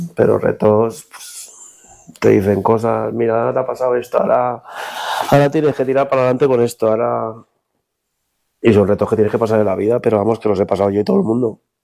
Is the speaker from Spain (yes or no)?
yes; Illescas, Castilla-La Mancha, Spain; En mi tierra